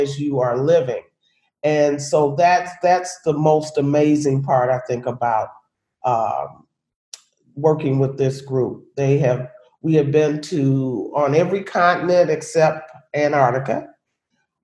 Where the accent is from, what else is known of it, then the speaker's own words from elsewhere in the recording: Chicago, Illinois, United States; I am born and raised, or was born and raised in Chicago, Illinois